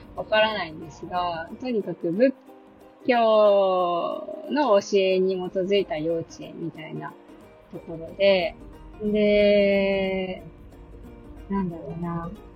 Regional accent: Akita, Japan; also born or lived in Oita / Osaka; 私はお母さんの実家がある大分で生まれて、で、その後、その当時、うんと、お父さんとお母さんが住んでた大阪に戻って、で、そっから、お父さんの実家がある秋田のおじいちゃん家に戻ってきて、妹が生まれるまで、三歳までおじいちゃん家

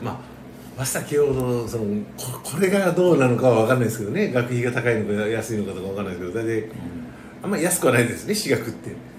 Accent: Tokyo, Japan; 東京出身の東京育ちだから

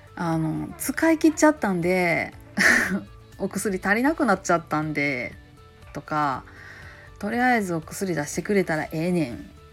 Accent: Kansai, Japan; accent: Kansai-ben

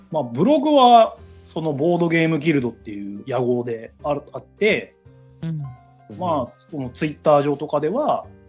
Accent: Ashikaga, Tochigi, Japan; 地元は栃木県足利市に今も昔も在住在住です。

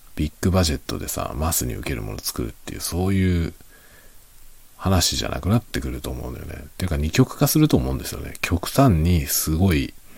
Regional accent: Japan; 日本人である僕

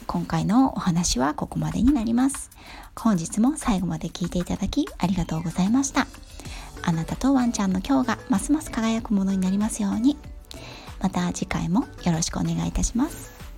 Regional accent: Yokohama, Kanagawa, Japan; also born or lived in England; 五代目の浜っ子で、田舎暮らしというものを知らないで育った

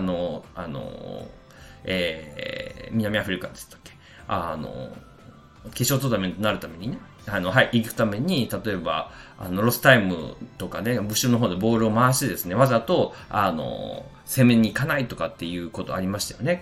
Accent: Kansai, Japan; moved away as an adult; now in Spain; 私関西人なので

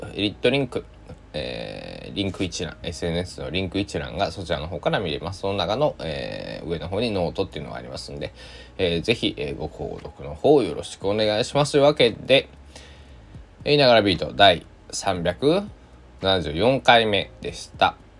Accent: Shikoku, Japan; 生まれ育った、まあ、暮らしてる四国ではね

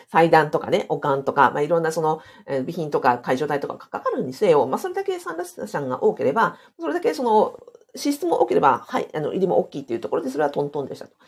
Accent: Hokkaido, Japan; これ私の地元で北海道値段なので

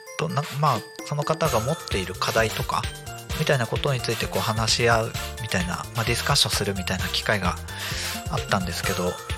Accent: Akita, Japan; moved away; 私も秋田県出身ということで

